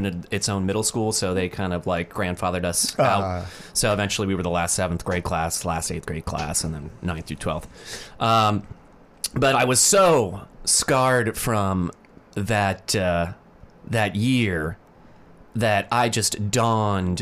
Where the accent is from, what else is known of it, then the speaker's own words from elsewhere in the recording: Boca Raton, Florida, United States; also born or lived in Lake Worth, Florida; Boca Raton, and then we moved to Lake Worth